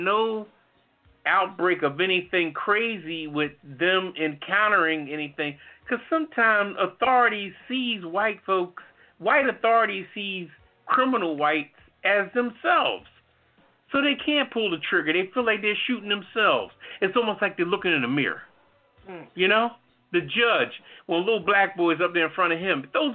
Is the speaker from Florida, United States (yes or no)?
no; New Haven, Connecticut, United States; I was raised in New Haven